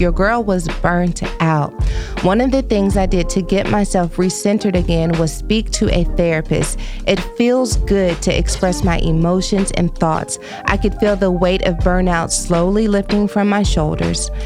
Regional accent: Texas, United States; now in Los Angeles, United States; I'm from Texas, I moved to Los Angeles

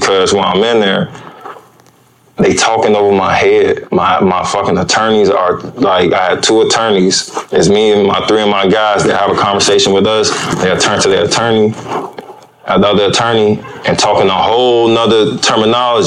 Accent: Chicago, Illinois, United States; I'm from Chicago. It's kind of south.

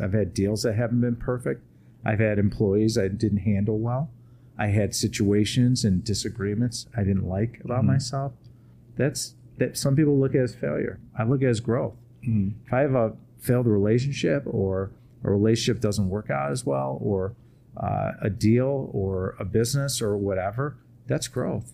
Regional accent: Chicago, Illinois, United States; I come from Chicago

